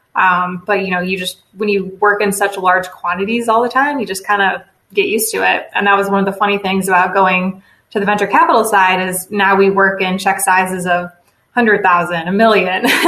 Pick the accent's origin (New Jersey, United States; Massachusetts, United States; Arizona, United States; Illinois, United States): Illinois, United States; Chicago suburbs; moved away as an adult; now in Indiana, United States; I am from the Chicago suburbs originally. Came to Indiana to go to Butler University for undergrad